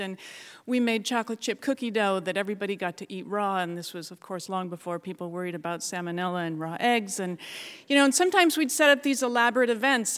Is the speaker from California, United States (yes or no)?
no; Ketchikan, Alaska, United States; I was born and raised down in Ketchikan